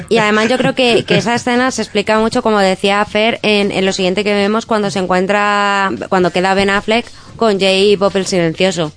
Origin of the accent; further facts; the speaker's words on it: Madrid, Community of Madrid, Spain; siempre he vivido en Madrid